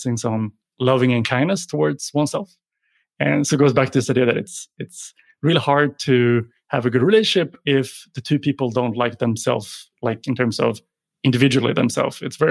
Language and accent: English; Sweden; moved away as an adult; also born or lived in Sydney, Australia; born and raised in Sweden, but decided to jump on a plane and go to study in Australia